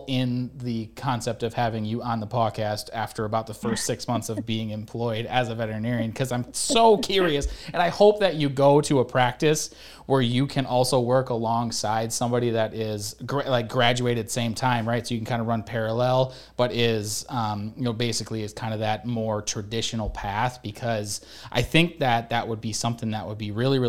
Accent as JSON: {"language": "English", "region": "Michigan", "country": "United States", "said": "because I came from Michigan, and apparently now there's finally ticks in Michigan"}